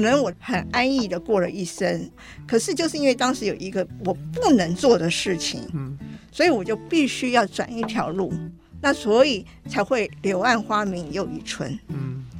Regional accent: Taiwan; moved away as an adult; also born or lived in United States / United Kingdom; 我虽然是在台湾出生，我也在台湾完成了大学教育

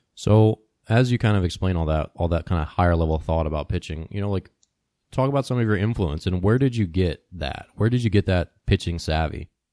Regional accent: Maryland, United States; when I was growing up as a kid, Cal Ripken was like the local hero because I grew up in Maryland

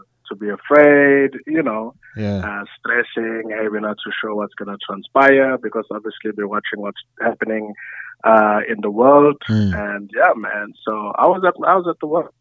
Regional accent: Durban, KwaZulu-Natal, South Africa; I'm from Durban, a beautiful city in South Africa

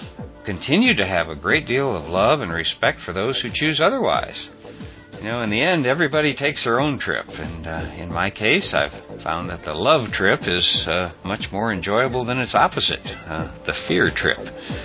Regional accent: Topeka, Kansas, United States; Growing up in Topeka, Kansas, my Little League football coach was Picard's attorney.

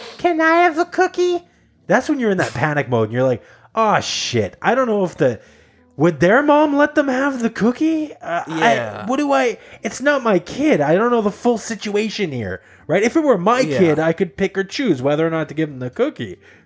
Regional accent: just outside of Toronto, Ontario, Canada; moved away; I was born just outside of Toronto

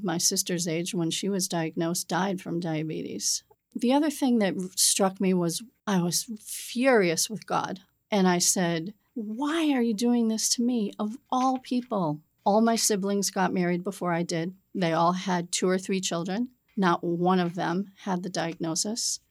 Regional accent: Peabody, Massachusetts, United States; now in South Shore, Massachusetts, United States; I grew up in the North Shore in Peabody, Massachusetts

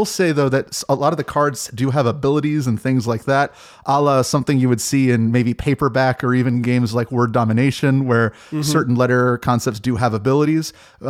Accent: Maryland, United States; now in Alexandria, United States; I'm from the DC metropolitan area. I live in Alexandria. I grew up in Maryland, and I ended up moving right across the bridge.

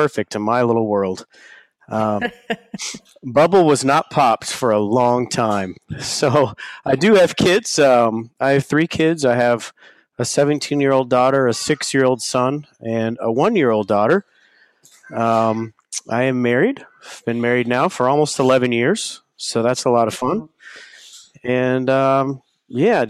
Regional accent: Rockwall, Texas, United States; I grew up in the back streets of Rockwall, Texas.

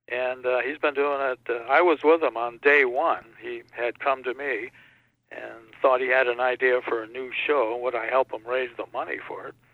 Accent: Connecticut, United States; born there; when we moved to Connecticut and all my, all over the country, my dad was there for a while, but I was born in Connecticut.

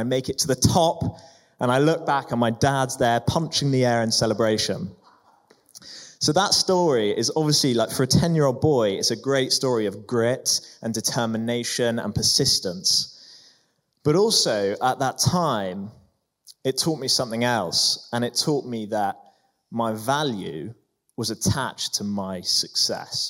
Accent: Prague, Czechia; I grew up in Prague

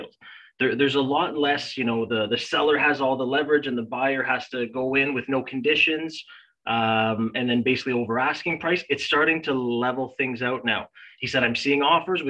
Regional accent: Canada; as a Canadian

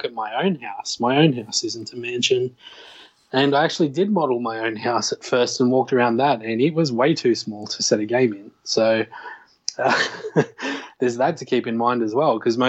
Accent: Australia; I'm obviously Australian

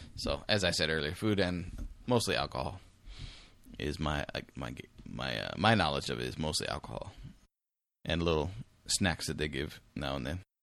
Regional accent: United States; me as an American

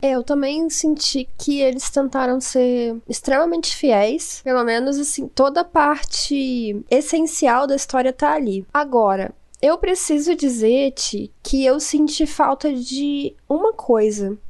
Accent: Rio de Janeiro, Brazil; now in Cabo Frio, Brazil; eu não sou de Cabo Frio, eu sou do Rio de Janeiro

